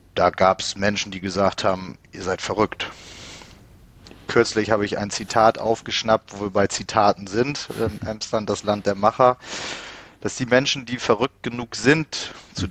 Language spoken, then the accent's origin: German; Bremen, Germany; moved away as an adult; now in Emsland, Germany; Ich komme gebürtig aus Bremen. Der Liebe wegen im Emsland gelandet